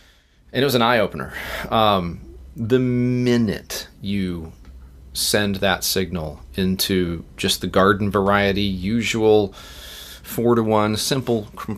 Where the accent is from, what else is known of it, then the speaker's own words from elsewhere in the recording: Uniontown, Pennsylvania, United States; born there; So, I was born in Pennsylvania, Uniontown. Okay. I'm a northerner. Yankee.